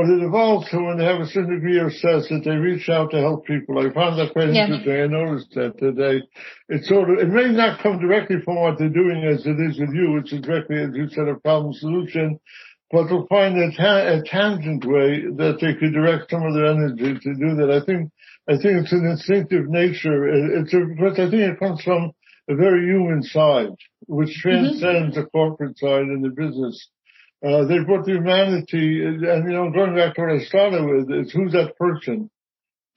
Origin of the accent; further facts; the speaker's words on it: United States; as an American